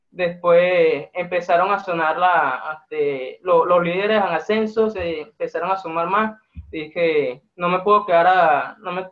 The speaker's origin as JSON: {"language": "Spanish", "country": "Venezuela", "said": "soy de Venezuela, tengo 22 años"}